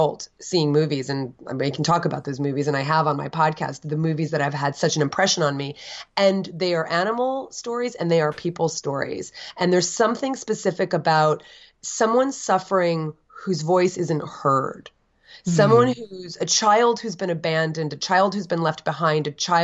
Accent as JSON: {"language": "English", "town": "Edison", "region": "New Jersey", "country": "United States", "tie": "born or raised there", "also_born_or_lived": "Summit, New Jersey / Livingston, New Jersey", "said": "I was raised in Edison in the first 10 years of my life."}